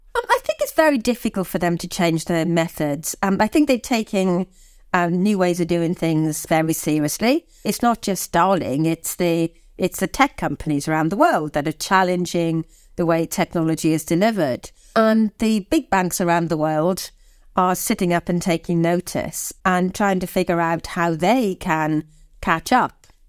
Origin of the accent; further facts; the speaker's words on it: Swansea, Wales, United Kingdom; moved away; I'm from Swansea